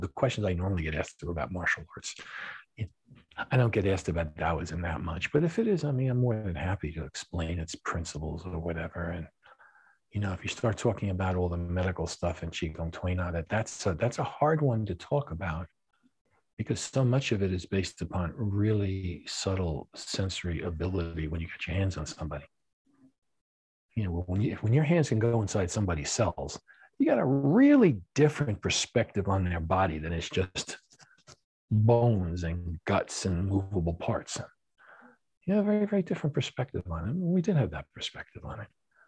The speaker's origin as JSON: {"language": "English", "town": "New York City", "region": "New York", "country": "United States", "tie": "born or raised there", "said": "And, you know, things which I had growing up in New York City, that was a place where the Jews were right, Palestinians are wrong."}